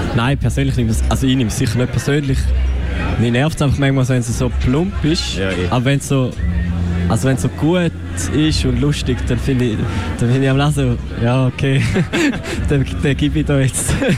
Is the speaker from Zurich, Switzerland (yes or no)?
no; Wil, St. Gallen, Switzerland; accent: Ostschweizer Wieler Dialekt; wir sind aus Wiel, wir machen Rap